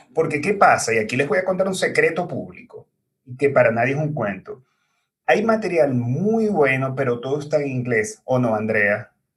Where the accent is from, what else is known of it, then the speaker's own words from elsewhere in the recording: Maracaibo, Zulia, Venezuela; moved away as an adult; now in Chile; mi país, que es Venezuela, en la ciudad de Maracaibo